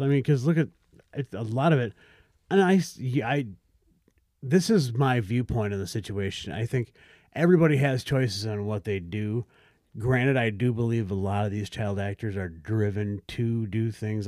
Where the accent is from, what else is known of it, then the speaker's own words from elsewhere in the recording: South Dakota, United States; I grew up in South Dakota